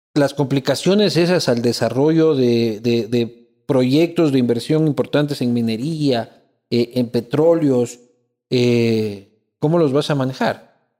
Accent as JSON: {"language": "Spanish", "country": "Ecuador", "said": "como sociedad ecuatoriana"}